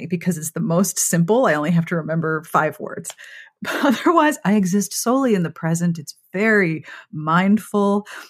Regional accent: Pittsburgh, Pennsylvania, United States; I grew up in Pittsburgh, which was yuns.

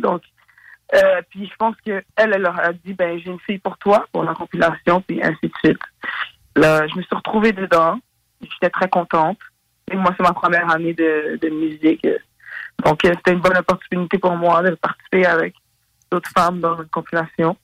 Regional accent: Montreal, Quebec, Canada; je viens de Montréal.

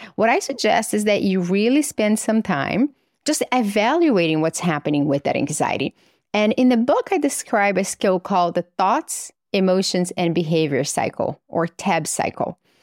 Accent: Governador Valadares, Minas Gerais, Brazil; moved away; So I grew up in Brazil in a little town called Governador Valadares, which is in the middle of the country.

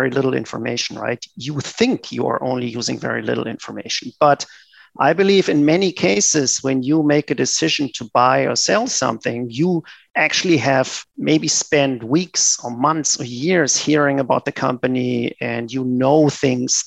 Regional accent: Germany; moved away as an adult; also born or lived in Japan / United States; I grew up in Germany

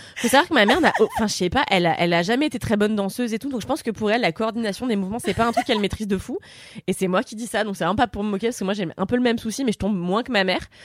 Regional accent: Levallois-Perret, Île-de-France, France; je viens de Levallois

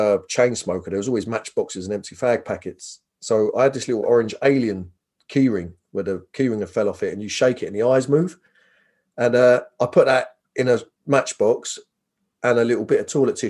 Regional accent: Northolt, London, United Kingdom; also born or lived in Hammersmith / Chiswick; I was born in Hammersmith, Queen Charlotte's. I think I was as a baby was in Chiswick, then moved to Norfolk, Middlesex

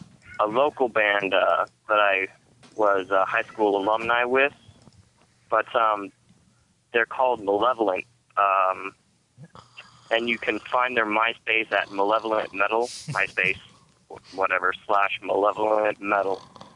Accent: Roseville, California, United States; I'm from a town called Roseville, which is just an hour north of Sacramento.

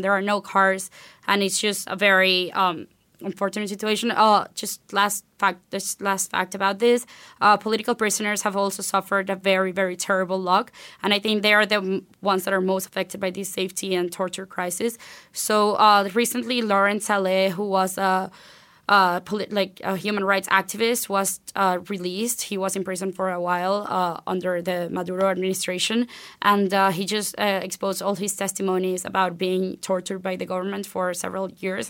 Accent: Venezuela; moved away as an adult; I was born and raised in Venezuela. I went to high school there, graduated there

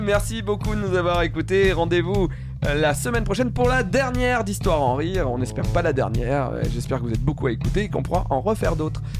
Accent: Ardèche, Auvergne-Rhône-Alpes, France; moved away; je viens de l'Ardèche

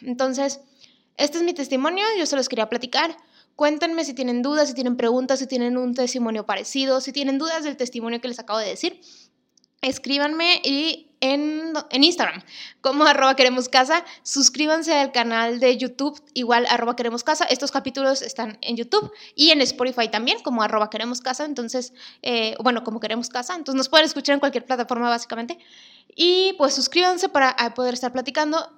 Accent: Monterrey, Nuevo León, Mexico; soy de Monterrey

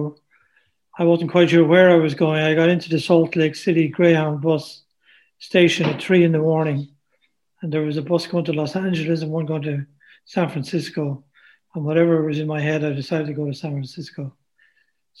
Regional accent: Ireland; moved away as an adult; also born or lived in California; now in New York, United States

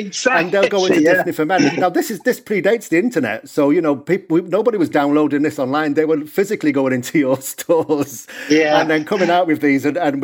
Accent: the north of England, United Kingdom; moved away; obviously you can hear from my accent, I'm from England originally, the north of England.

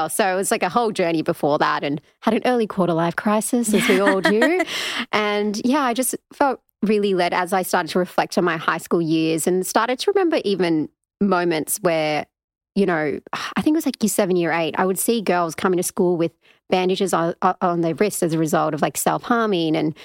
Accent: Australia; being Australian Sri Lankan as well, and I predominantly went to a Caucasian school

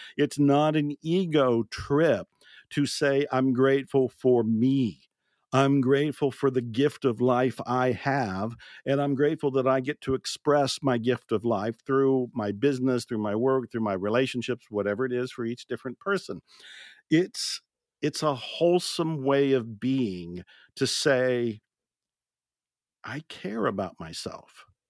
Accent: Ohio, United States; moved away; also born or lived in Texas; I was born and raised in Ohio, which is a state way up north in the Midwest in the States

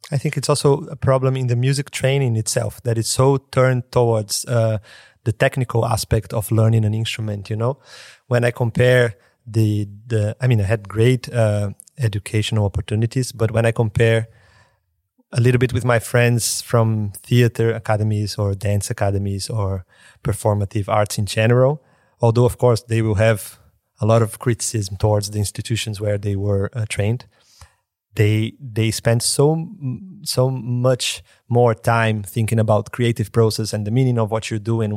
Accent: Brazil; born or raised there; moved away

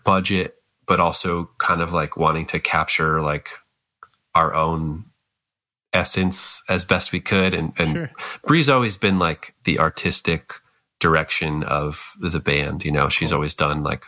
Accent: Scranton, Pennsylvania, United States; I'm from Scranton

